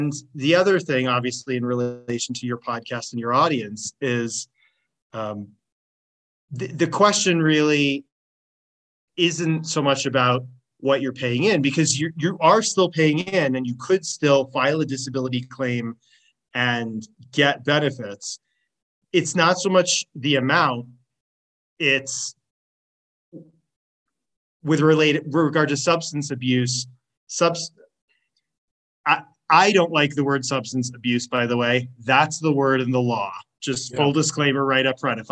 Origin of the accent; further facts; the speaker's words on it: Washington, United States; I'm from Washington State